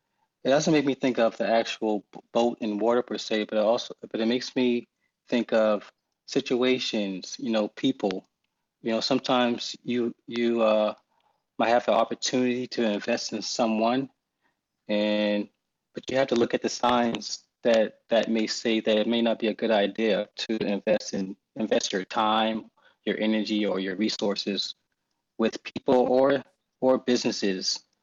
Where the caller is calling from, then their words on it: Charleston, South Carolina, United States; So I'm calling from Charleston, South Carolina